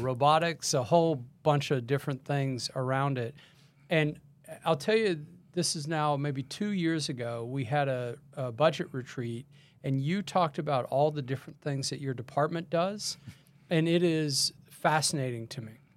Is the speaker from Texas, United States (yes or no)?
yes; Texas, United States; I'm from Texas